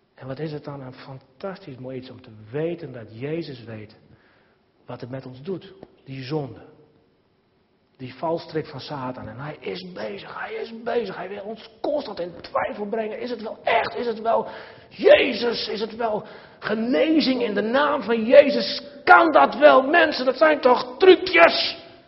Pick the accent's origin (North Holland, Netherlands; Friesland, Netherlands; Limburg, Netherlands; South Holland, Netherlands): Friesland, Netherlands; Nijbeets; het zaterdagmiddag voetbalteam, Blue Boys naar Beets, waar ik ben opgegroeid